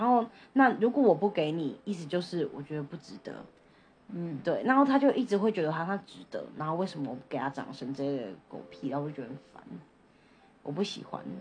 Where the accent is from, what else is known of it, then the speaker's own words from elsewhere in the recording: Taipei, Taiwan; 我们都是台北人嘛